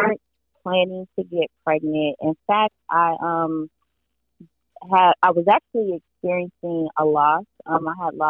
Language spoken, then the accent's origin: English; Miami-Dade County, Florida, United States; now in Jacksonville, United States; I am from Miami-Dade County. Always have to put that out there. But I currently live in Jacksonville, Florida